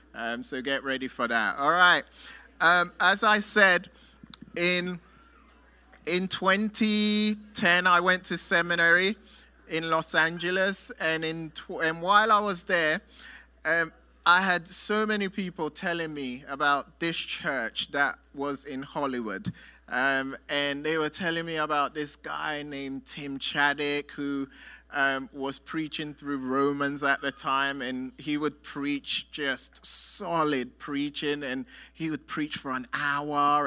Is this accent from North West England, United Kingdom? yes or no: no; London, United Kingdom; I'm from London